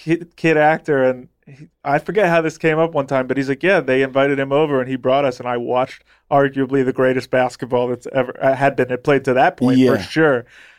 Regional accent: Ohio, United States; growing up in Ohio

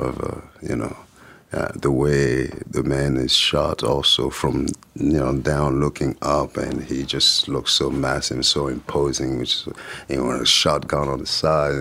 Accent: France; English is a second language; moved away as an adult; also born or lived in Paris / Lyon; growing up in France

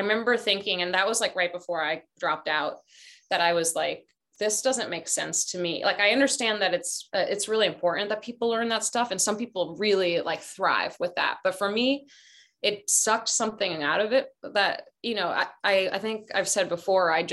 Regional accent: Boston, Massachusetts, United States; also born or lived in Barcelona, Spain; now in Oakland, United States; I'm from Boston, but like culturally from Spain, but we lived in Boston

